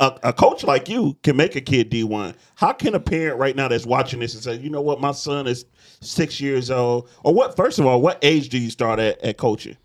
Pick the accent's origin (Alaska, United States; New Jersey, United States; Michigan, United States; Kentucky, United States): Michigan, United States; Detroit; I'm from Detroit